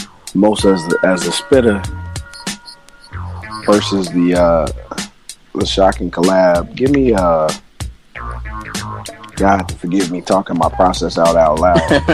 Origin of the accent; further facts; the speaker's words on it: Chicago, Illinois, United States; because I'm from Chicago, not Brooklyn.